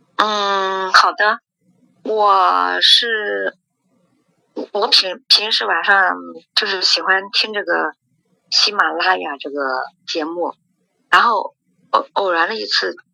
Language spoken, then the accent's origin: Chinese; Xuzhou, Jiangsu, China; now in Nanjing, China; 我是徐州人，但是孩子在，在南京上大学